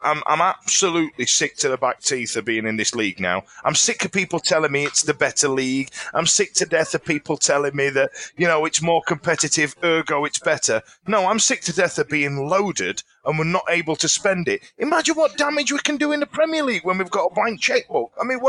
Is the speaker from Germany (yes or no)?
no; Yorkshire and the Humber, United Kingdom; we're from Yorkshire.